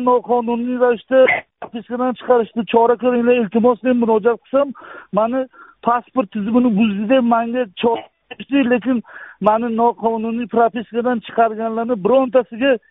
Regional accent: Koson District, Kashkadarya Region, Uzbekistan; moved away as an adult; now in Qarshi, Uzbekistan; man bir ming to'qqiz yuz yetmish yettinchi yil koson tumanida tug'ilganman

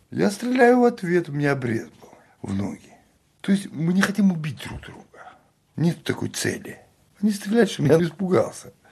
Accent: Chechnya, Russia; говорю им, я чеченец.

